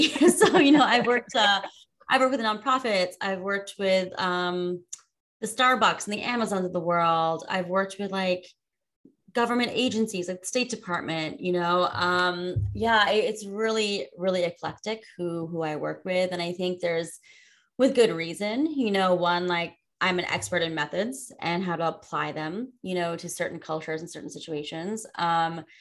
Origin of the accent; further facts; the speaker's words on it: United States; a spoiled kid growing up in America